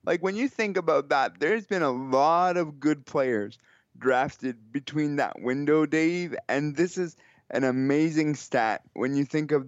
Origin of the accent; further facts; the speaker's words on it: Kitchener, Ontario, Canada; I'm from Kitchener, Ontario, which is just a stone's throw from here.